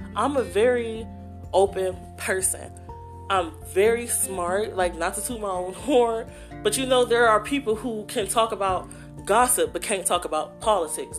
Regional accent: Youngstown, Ohio, United States; moved away as an adult; also born or lived in Baltimore, Maryland; now in Columbus, United States; I'm originally from Youngstown, Ohio. I've lived there basically my whole life

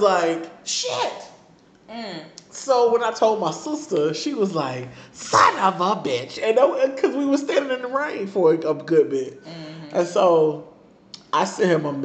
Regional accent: Virginia Beach, Virginia, United States; moved away; I'm from Virginia Beach

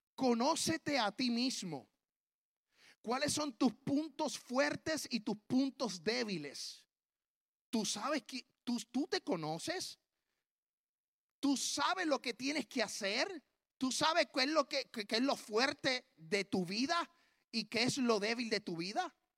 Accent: Puerto Rico; moved away as an adult; now in Tennessee, United States; yo soy puertorriqueño hasta en la luna

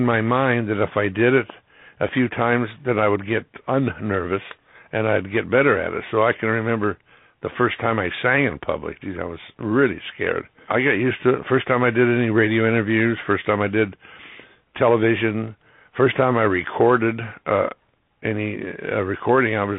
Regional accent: Citrus Heights, California, United States; also born or lived in Los Angeles, California; I was born in what is now Citrus Heights. It was a part of Sacramento County back then. There was no Citrus Heights, but essentially it's Citrus Heights now, and lived there until 1979

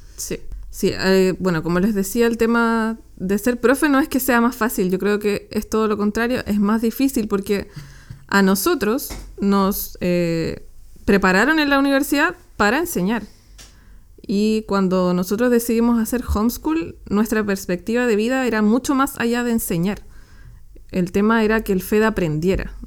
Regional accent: Chile; Nosotros somos de Chile

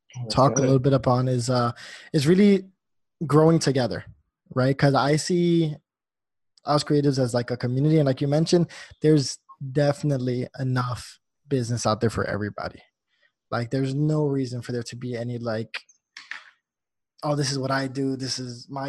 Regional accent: New Jersey, United States; I'm natively from New Jersey. So, like, you know, growing up there, I've never felt myself as like a New Yorker

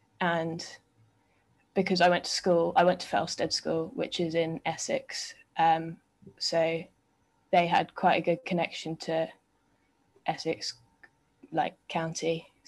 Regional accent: Hong Kong; also born or lived in England; I was born in England, and then we moved to Hong Kong when I was seven.

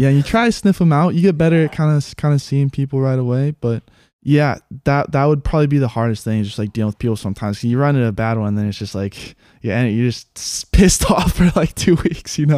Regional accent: Haiku, Hawaii, United States; I grew up in Haiku, born and raised

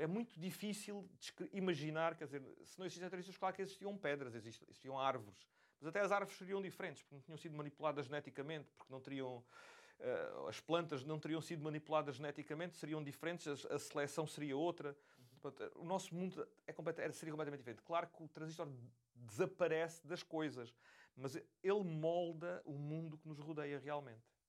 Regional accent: Beja, Alentejo, Portugal; moved away; Eu, crescendo em Beja, tinha a dificuldade acrescida de não conseguir ter acesso a lojas que vendessem componentes eletrónicos

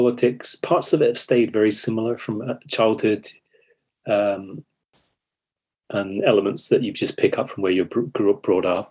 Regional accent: United Kingdom; I am British

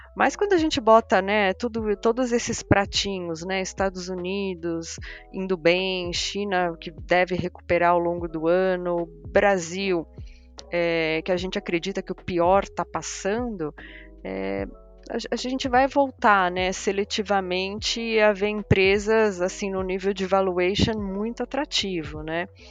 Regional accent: Portugal; eu sou portuguesa

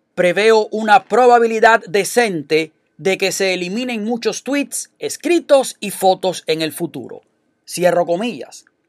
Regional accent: Cuba; moved away as an adult; now in United States; yo vengo de Cuba, donde existe una dictadura desde hace 61 años, casi 62, y viví 29 años de mi vida en ese sistema.

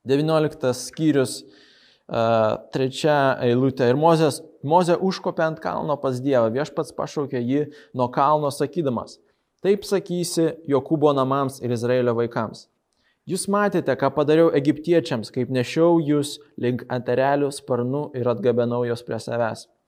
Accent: Moldova; Lithuanian is a second language; moved away; aš iš Moldovos

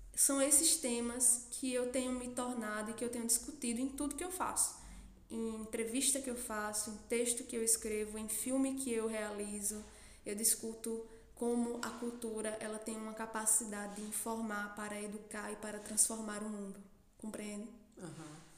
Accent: Santa Cruz do Capibaribe, Pernambuco, Brazil; also born or lived in Campina Grande, Paraíba; eu sou de Santa Cruz do Capibaribe. É, vivi minha vida toda aqui.

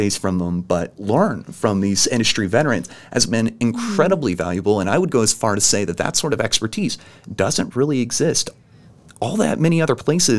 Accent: Evansville, Indiana, United States; So I grew up in Evansville. Mm-hmm. This is my town.

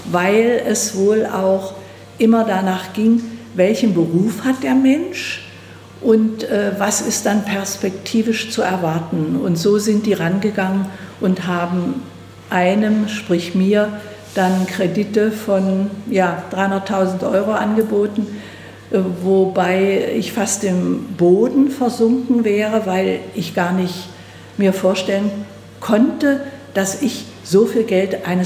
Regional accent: Wettin, Saxony-Anhalt, Germany; Ich stamme oder komme ja aus Wettin und da konnte zum Beispiel äh, die ähm, ähm Hausärztin beim Fleischer vorne angehen

